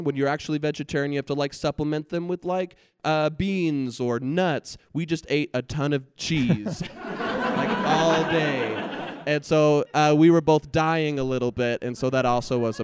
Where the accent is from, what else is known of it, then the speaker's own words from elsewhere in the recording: Southern California, United States; now in Provo, United States; I grew up in California